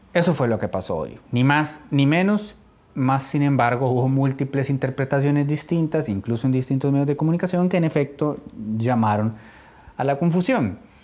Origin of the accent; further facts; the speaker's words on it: Costa Rica; como costarricense